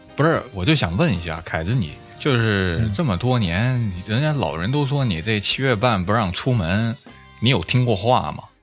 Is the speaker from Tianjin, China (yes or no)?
no; Guilin, Guangxi, China; moved away; 我在桂林的时候